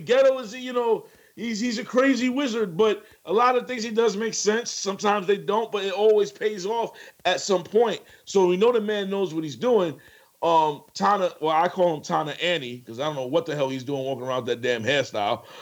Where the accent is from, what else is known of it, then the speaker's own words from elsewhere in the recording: New York City, New York, United States; I'm from the Bronx